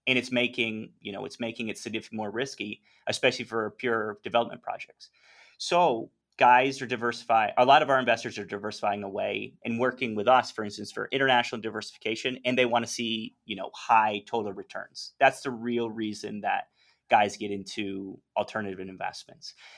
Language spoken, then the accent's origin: English; North Carolina, United States; moved away as an adult; also born or lived in New York / Hong Kong; now in Medellin, Colombia; born in New York, spent most of my life in North Carolina